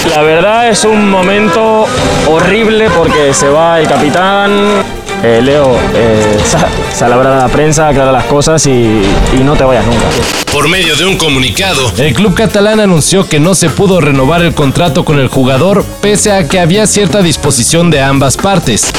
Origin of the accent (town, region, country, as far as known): Mexico